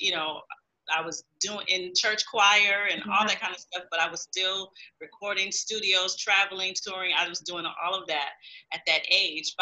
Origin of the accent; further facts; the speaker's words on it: Saginaw, Michigan, United States; I was born and raised in Saginaw, Michigan